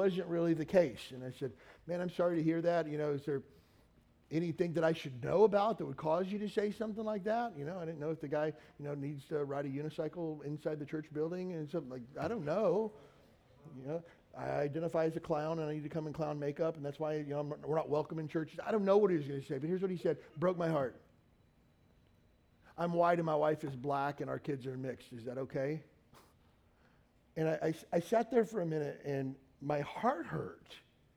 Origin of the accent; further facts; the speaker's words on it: Kentucky, United States; moved away as an adult; also born or lived in California; I grew up in the South. I grew up in Kentucky. I grew up in an all-white county